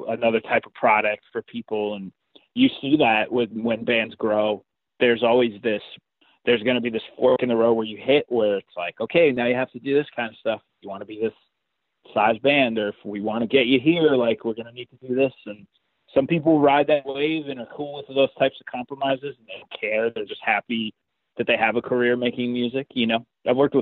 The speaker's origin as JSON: {"language": "English", "region": "New Jersey", "country": "United States", "said": "It's just New Jersey, man. I curse a lot"}